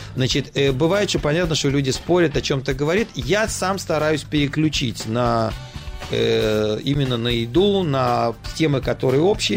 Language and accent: Russian; Saint Petersburg, Russia; now in Petah Tikva, Israel; я москаль, я питерский